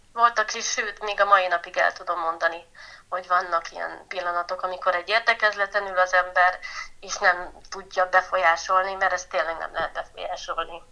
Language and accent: Hungarian; Bükkszentkereszt, Borsod-Abaúj-Zemplén, Hungary; ide születtem, itt nőhetek fel, egy gyönyörű helyen